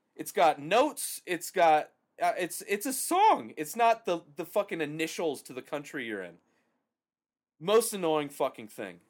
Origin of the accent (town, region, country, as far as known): United States